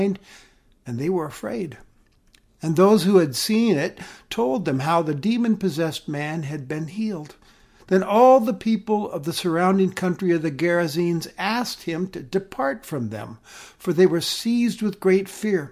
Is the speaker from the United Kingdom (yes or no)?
no; United States; We've always cherished our freedom as Americans